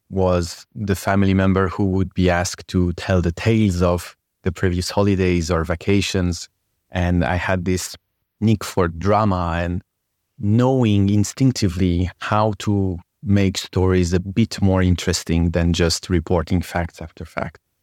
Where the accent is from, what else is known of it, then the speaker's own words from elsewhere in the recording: France; English is a second language; moved away; I was born and raised in France from Persian parents